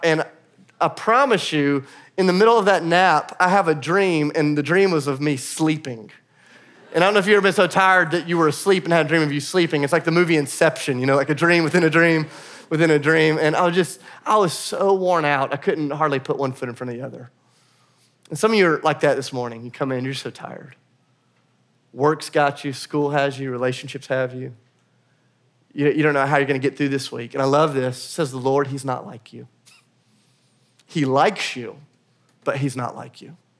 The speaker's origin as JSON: {"language": "English", "country": "United States", "said": "as American Christians"}